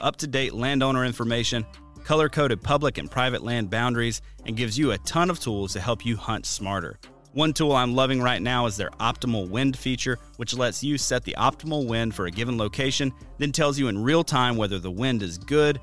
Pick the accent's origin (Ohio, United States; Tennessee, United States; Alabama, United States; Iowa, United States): Alabama, United States; growing up in Alabama